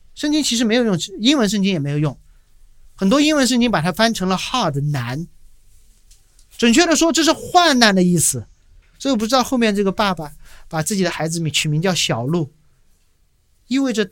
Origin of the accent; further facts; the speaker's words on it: China; moved away; 我回国在建教会